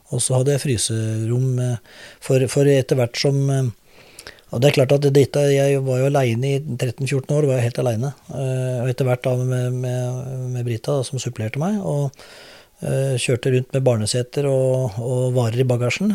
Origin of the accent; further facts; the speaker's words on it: Drammen, Buskerud, Norway; also born or lived in Oslo / Hauketo / Lier; jeg er drammenser